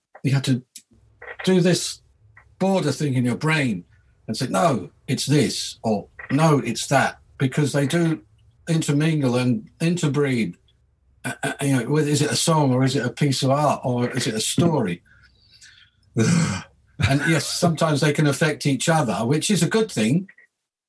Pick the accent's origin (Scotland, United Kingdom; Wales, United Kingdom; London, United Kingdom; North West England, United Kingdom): London, United Kingdom; moved away as an adult; I'm a Londoner. So I've lived in London all my life up until recent decades